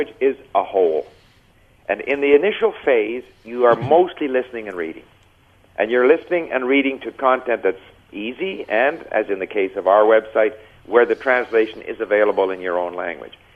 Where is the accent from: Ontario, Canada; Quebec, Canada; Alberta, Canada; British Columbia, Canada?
Quebec, Canada; Montreal; first language English; moved away; also born or lived in Japan / France; I grew up in Montreal, where a person could learn French if they wanted to.